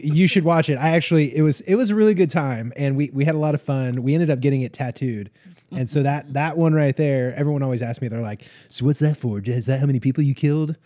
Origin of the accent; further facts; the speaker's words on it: Las Vegas, Nevada, United States; also born or lived in Southern California; now in Oklahoma, United States; I'm from Southern California, grew up in like Las Vegas